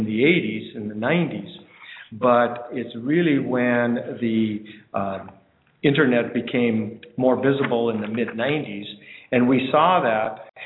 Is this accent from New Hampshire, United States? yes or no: no; North Dakota, United States; moved away; I grew up in North Dakota, and there's tons of co-ops in North Dakota